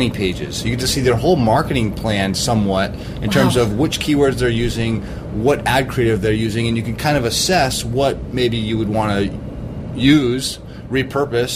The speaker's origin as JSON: {"language": "English", "region": "Vermont", "country": "United States", "also_born_or_lived": "Cape Cod, Massachusetts", "said": "I'm from Vermont"}